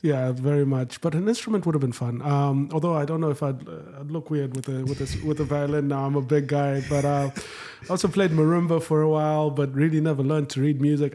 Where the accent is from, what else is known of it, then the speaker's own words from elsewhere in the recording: Harare, Zimbabwe; moved away as an adult; also born or lived in Jackson; now in United States; so I'm from Zimbabwe, uh, born and bred, grew up in Harare